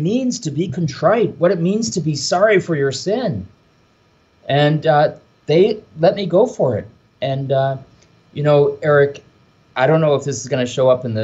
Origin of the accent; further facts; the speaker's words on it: Michigan, Ohio, Midwest, United States; moved away as an adult; also born or lived in Rome, Italy; now in New York, United States; this Irish kid from the Midwest, right? I'm from Michigan, Ohio